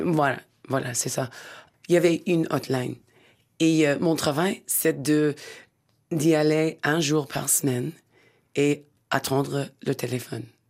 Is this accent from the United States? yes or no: yes; Pennsylvania, United States; French is a second language; moved away; le petit village où je suis né, dans la Pennsylvanie